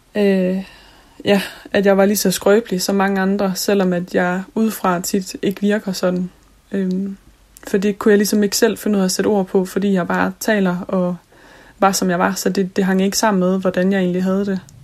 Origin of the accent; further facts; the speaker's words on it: Jutland, Denmark; Nu er jeg fra Jylland